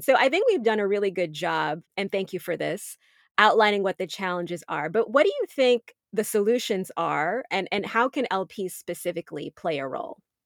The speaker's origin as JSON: {"language": "English", "country": "United States", "said": "I'm a U S citizen, that I'm American"}